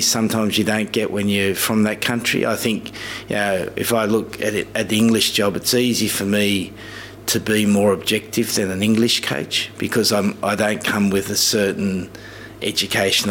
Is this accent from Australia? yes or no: yes; Australia; moved away as an adult; now in England; when we were growing up, it was very much white Australia, you know. I remember the primary school I went to, there was one other Egyptian boy and myself